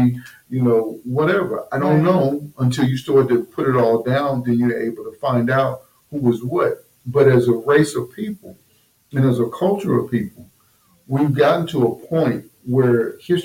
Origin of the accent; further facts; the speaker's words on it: New Jersey, United States; I'm originally from New Jersey